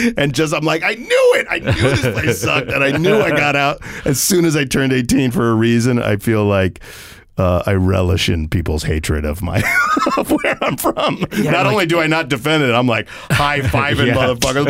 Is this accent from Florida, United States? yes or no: yes; Florida, United States; Because I'm from Florida, and I'll tell you, the butt of every joke ever.